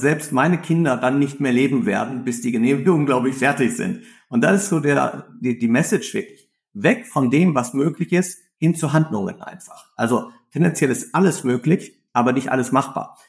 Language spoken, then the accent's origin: German; Ruhr area, North Rhine-Westphalia, Germany; ich komme aus dem Ruhrgebiet